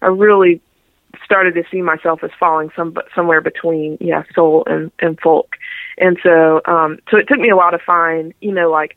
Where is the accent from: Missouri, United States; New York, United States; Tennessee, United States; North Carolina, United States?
North Carolina, United States; Raleigh; from Raleigh, North Carolina, born and raised there, and still living there now.